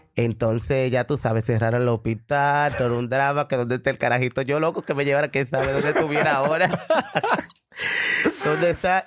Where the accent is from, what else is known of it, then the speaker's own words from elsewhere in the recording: El Cercado, San Juan, Dominican Republic; moved away; also born or lived in Sabana; yo nací en El Cercado, un pueblo de San Juan, de La Maguana.